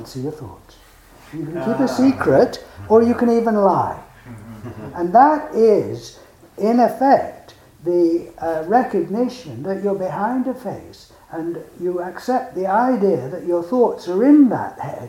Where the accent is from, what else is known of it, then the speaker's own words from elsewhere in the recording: England, United Kingdom; I am English